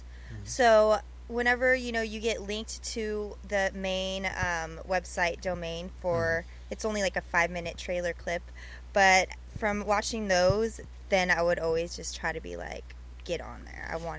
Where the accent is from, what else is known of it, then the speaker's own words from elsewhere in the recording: Riverside, California, United States; I was born in Riverside. Oh. Mm-hmm. So I lived there since the beginning of my life.